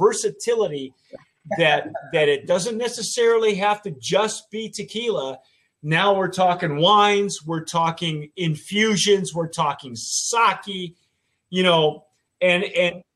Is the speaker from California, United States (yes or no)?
yes; Baldwin Park, California, United States; I'm from Southern California. I'm wearing a Baldwin Park t-shirt. It's where I grew up.